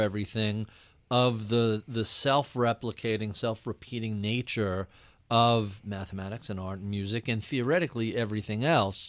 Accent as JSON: {"language": "English", "area": "Long Island", "region": "New York", "country": "United States", "tie": "born or raised there", "said": "as a Jewish kid growing up in Long Island"}